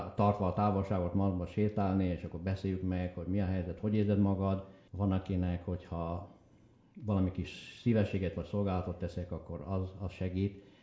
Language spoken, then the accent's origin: Hungarian; Bükkszék, Heves, Hungary; moved away as an adult; also born or lived in Vancouver, Canada; az anyai nagyapám Bükszékről, a szülőfalunkból, Heves megyéből